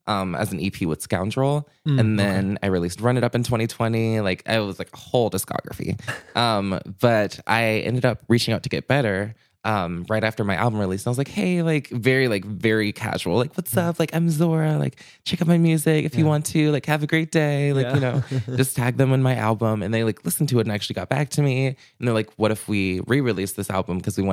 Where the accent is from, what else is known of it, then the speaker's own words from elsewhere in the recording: Chicago, Illinois, United States; born there; now in Minneapolis, United States; I was born in Chicago. I've always loved the Midwest in general.